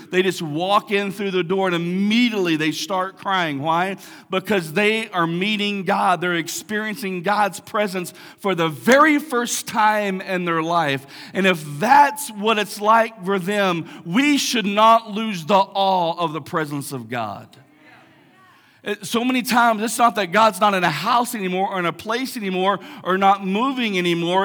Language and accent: English; Big Lake, Texas, United States; I grew up in Big Lake, big, big town, big metropolis of Big Lake